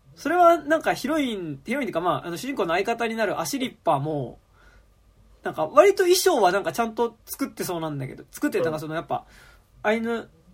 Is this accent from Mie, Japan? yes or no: no; Kichijoji, Tokyo, Japan; 僕の地元にある吉祥寺プラザっていう映画館